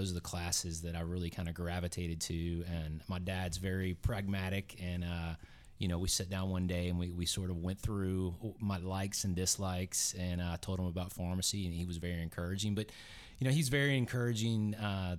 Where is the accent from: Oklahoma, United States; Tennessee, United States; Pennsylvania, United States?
Tennessee, United States; moved away as an adult; also born or lived in Grand Junction, Colorado / Jackson Hole, Wyoming; I grew up in Tennessee, had never been out of Tennessee for an extended period of time